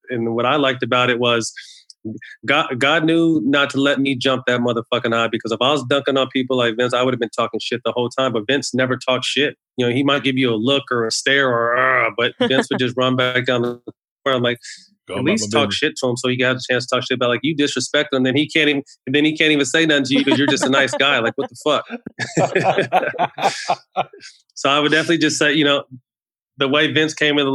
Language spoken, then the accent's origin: English; Sacramento, California, United States; playing in my hometown